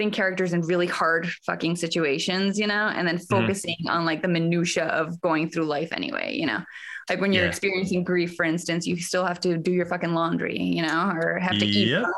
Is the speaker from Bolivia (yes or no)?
yes; Bolivia; moved away as an adult; also born or lived in Austin, United States; I am originally from Bolivia, and I moved to Austin first to study theater.